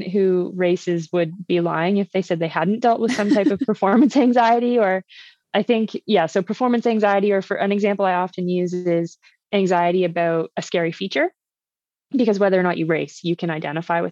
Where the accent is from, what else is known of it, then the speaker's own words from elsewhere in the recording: Uxbridge, Ontario, Canada; where I grew up in Uxbridge, my parents' house is 7 kilometers from like the biggest trailhead north of Toronto.